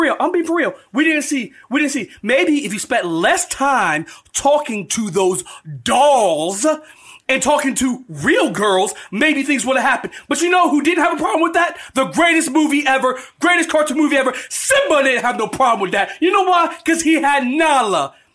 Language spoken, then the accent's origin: English; Parkersburg, West Virginia, United States; we're from Parkersburg, so maybe we're, we're, you know a couple hours from Huntington